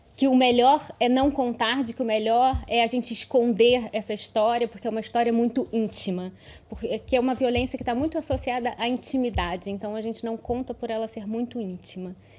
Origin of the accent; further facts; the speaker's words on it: Brazil; accent: Brazilian; now in Lisbon, Portugal; eu tenho um sotaque de brasileira